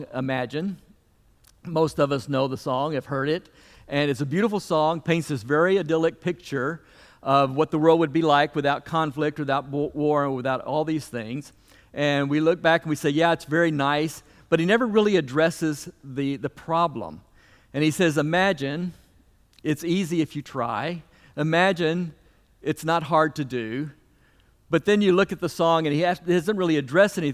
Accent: the South, United States; as a Southerner

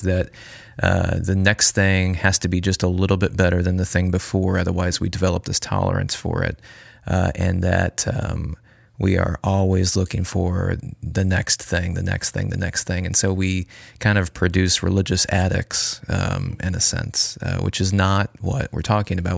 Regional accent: United States; as American consumers, we are brought up

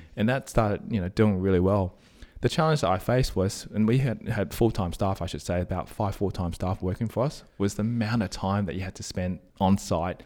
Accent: Sydney, New South Wales, Australia; Born and bred in Australia, Sydney

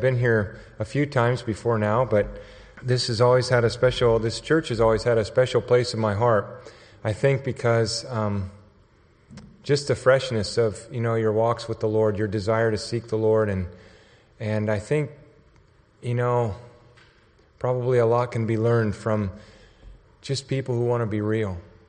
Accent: San Luis Obispo, California, United States; now in Texas, United States; I came actually from California, San Luis Obispo area.

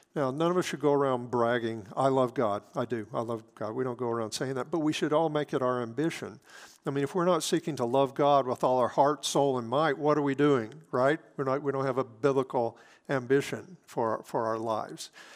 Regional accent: Hattiesburg, Mississippi, United States; now in Wichita, United States; my hometown of Hattiesburg, Mississippi

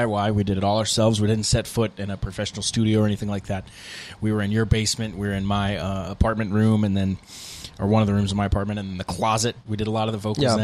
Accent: Irmo, South Carolina, United States; my hometown, Irmo, South Carolina

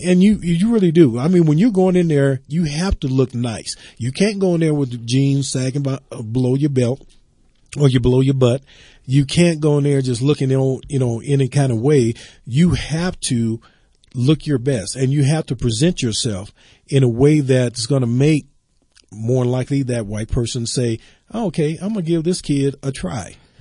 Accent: the South, United States; moved away; I grew up in the South yes. and I go home as often as I can.

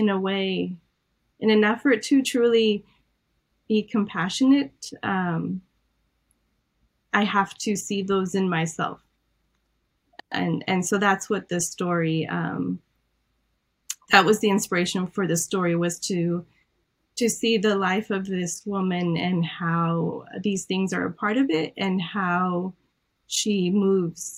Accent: Iran; I'm Armenian from Iran, so I was raised with a lot of different beliefs

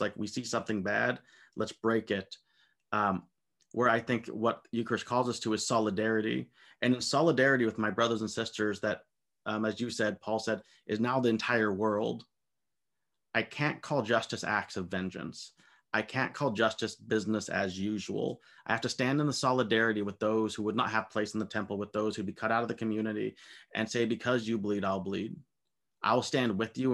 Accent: United States; I'm an American

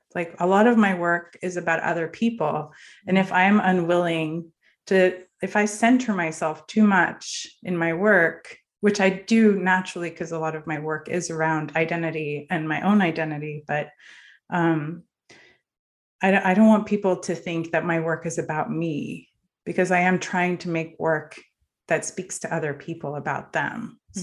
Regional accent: Norway; moved away; also born or lived in northern Norway; I grew up in Norway

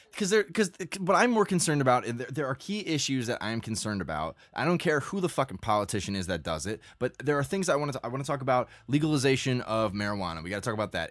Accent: United States

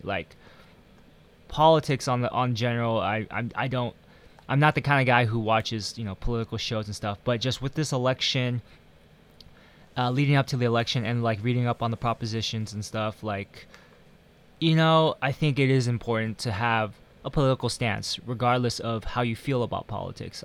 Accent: United States; also born or lived in Taiwan; being American or being Asian American

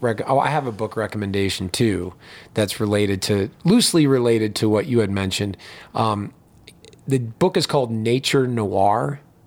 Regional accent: Pittsburgh, Pennsylvania, United States; moved away as an adult; also born or lived in Bloomington, Indiana; I grew up in Pittsburgh, Pennsylvania.

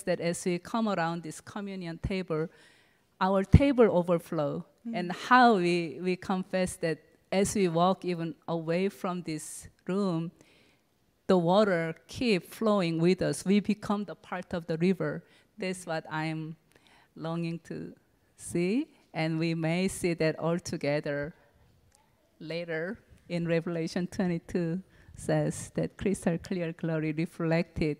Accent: Seoul, South Korea; moved away; also born or lived in California; I was born and raised up in Seoul, Korea.

